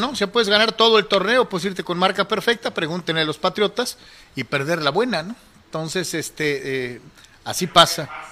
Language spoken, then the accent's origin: Spanish; Mexico; aficionado mexicano